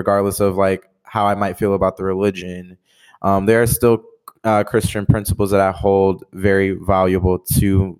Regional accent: Detroit, Michigan, United States; born and raised in Detroit, Michigan, just like Darren

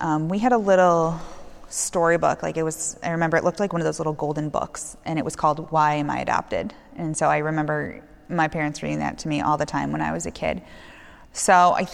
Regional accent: St. Charles, United States; We grew up in St. Charles

